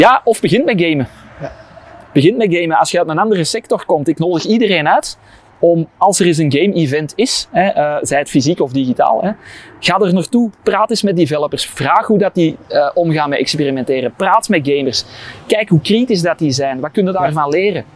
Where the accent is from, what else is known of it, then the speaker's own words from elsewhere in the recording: Kempen, Flanders, Belgium; ik ben ook van de Kempen, dus ik heb wel iets met de Kempen